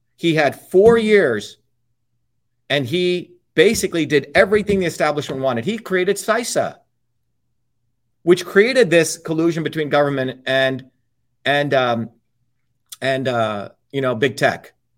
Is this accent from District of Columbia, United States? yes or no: no; Paterson, New Jersey, United States; also born or lived in Clifton, New Jersey; I grew up in Patterson and Clifton.